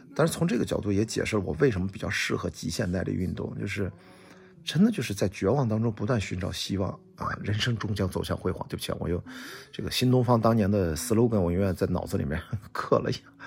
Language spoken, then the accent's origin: Chinese; Qingdao, Shandong, China; 我在青岛呢，我们是丘陵地带，我们家后面是注水山公园，一百米，呃，可能八十多米的一个小山丘，但是这样的山丘很多